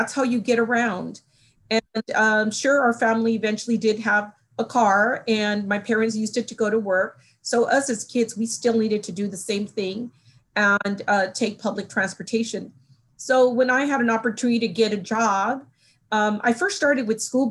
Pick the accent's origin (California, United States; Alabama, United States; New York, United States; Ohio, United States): California, United States; Los Angeles; moved away; I grew up in Los Angeles